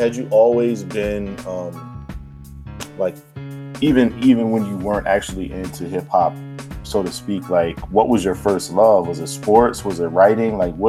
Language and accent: English; Virginia, United States; I grew up in Virginia